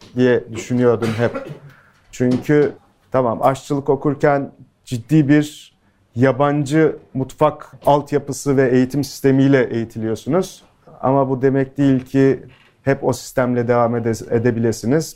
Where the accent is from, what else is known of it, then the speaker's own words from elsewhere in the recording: İskenderun, Hatay, Turkey; İskenderunluyum, köken olarak Suriyeliyim.